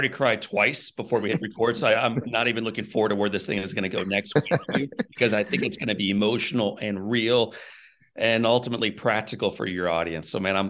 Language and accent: English; Missouri, United States; I'm from Missouri.